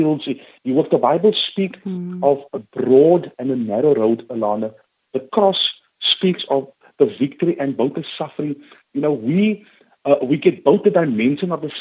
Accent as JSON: {"language": "English", "town": "Cape Town", "region": "Western Cape", "country": "South Africa", "tie": "born or raised there", "said": "I grew up on the Cape Flats"}